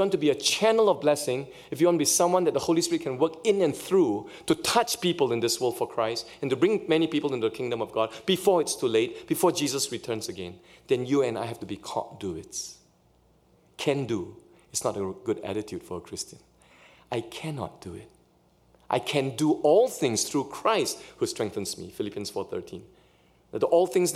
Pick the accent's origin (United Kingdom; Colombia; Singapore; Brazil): Singapore; also born or lived in Canada; now in Pasadena, United States; in Singapore where I grew up, we follow British English